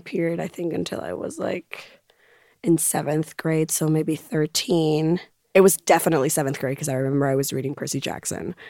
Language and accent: English; Puerto Rico; growing up in Puerto Rico were Sundays in which my mom would have us go to the beach